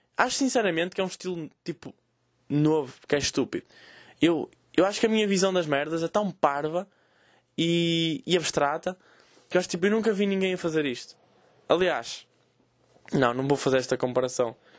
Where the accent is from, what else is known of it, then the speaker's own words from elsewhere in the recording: the North, Northern Portugal, Portugal; eu sou do Norte